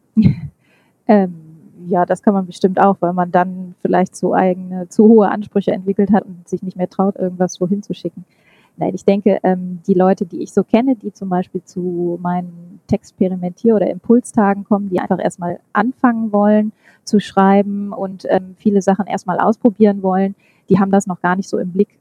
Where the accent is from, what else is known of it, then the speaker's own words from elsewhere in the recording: Münster, North Rhine-Westphalia, Germany; also born or lived in Oslo / Hamburg / Stuttgart; ich bin Münsteraner und ähm, ich habe ein paar Stationen hinter mir. Ich war eine Zeit lang in Oslo, in Hamburg und in Stuttgart und wohne aber inzwischen wieder in Münster